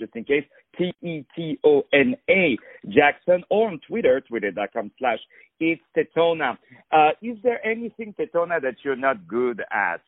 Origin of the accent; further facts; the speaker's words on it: France; I'm from France